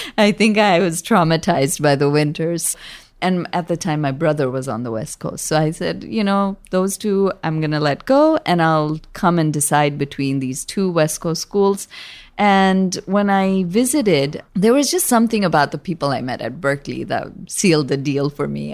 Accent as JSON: {"language": "English", "town": "Kathmandu", "region": "Bagmati", "country": "Nepal", "tie": "born or raised there", "moved": "yes", "lives_now": "San Francisco, United States", "said": "I was born there and grew up bicultural in Nepal"}